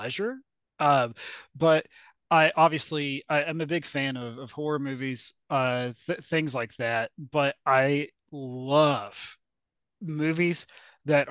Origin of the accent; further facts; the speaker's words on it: West Virginia, United States; I'm from West Virginia